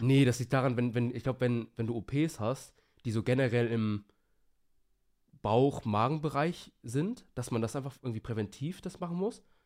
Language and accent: German; Hamburg, Germany; now in Bremen, Germany; ich wohne ja in Bremen und ich komme ja ursprünglich aus der Nähe Hamburg